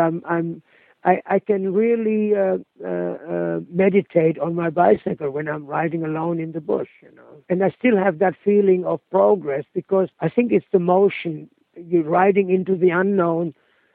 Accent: Germany; moved away as an adult; never been back in my hometown, although I've been back in Germany now

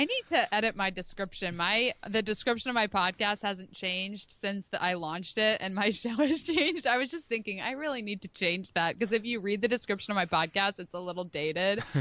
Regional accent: Philadelphia, Pennsylvania, United States; now in Rhode Island, United States; I live in Rhode Island, but I'm from the Philadelphia area

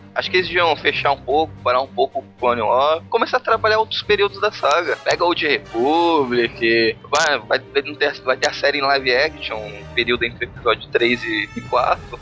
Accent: São Vicente, São Paulo, Brazil; sou de São Vicente, Baixada Santista

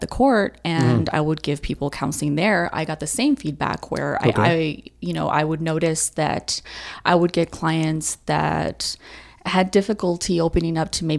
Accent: El Paso, Texas, United States; also born or lived in Chandler, Arizona; Born and raised in El Paso.

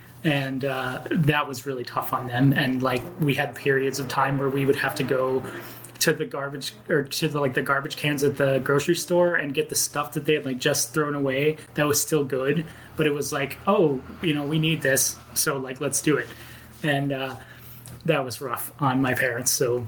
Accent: Angleton, Texas, United States; born there; I was born in Angleton, Texas, which is like 50 miles outside of Houston.

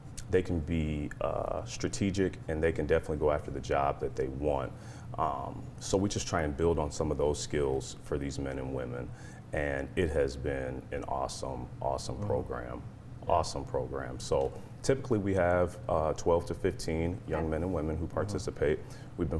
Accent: Columbus, Ohio, United States; moved away; We're originally from Columbus, Ohio

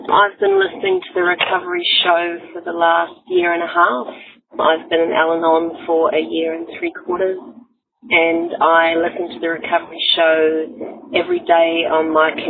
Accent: New Zealand; now in Sydney, Australia; I'm calling from Sydney in Australia, although I'm a New Zealander

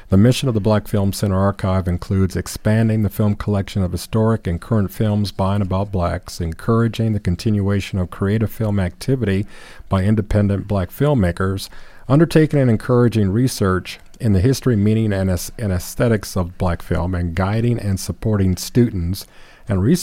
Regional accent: Gary, Indiana, United States; I grew up in Gary

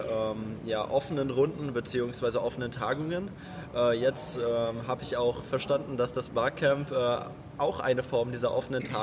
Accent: Berlin, Germany; Genau, also wir kommen aus Berlin.

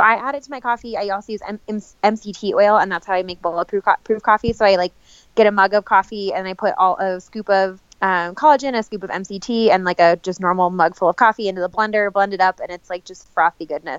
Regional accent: Mesa, Arizona, United States; also born or lived in Flagstaff; So I was born in Flagstaff, okay. But when I was 5 years old, my family moved here to Mesa.

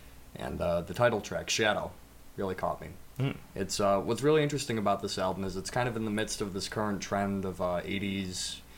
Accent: Buffalo, New York, United States; I'm from Buffalo.

